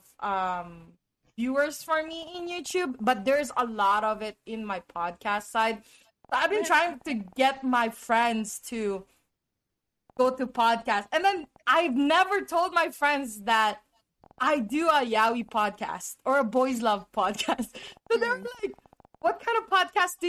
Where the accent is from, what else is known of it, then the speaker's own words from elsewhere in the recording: United States; I am from the United States